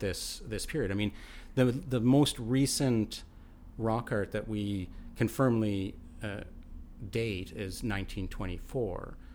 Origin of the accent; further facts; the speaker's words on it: Alberta, Canada; now in British Columbia, Canada; I come from Alberta